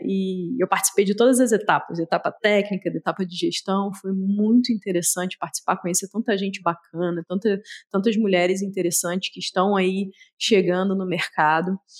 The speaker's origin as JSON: {"language": "Portuguese", "region": "Rio de Janeiro", "country": "Brazil", "moved": "yes", "lives_now": "Belo Horizonte, Brazil", "said": "sou carioca, apesar de morar em Belo Horizonte, fugi da minha terrinha"}